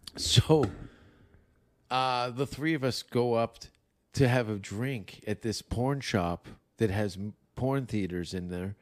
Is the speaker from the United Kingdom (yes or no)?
no; Canada; moved away; I am a Canadian